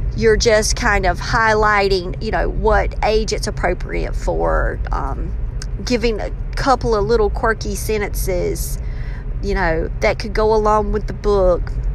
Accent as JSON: {"language": "English", "region": "the South", "country": "United States", "accent": "southern", "said": "my southern accent"}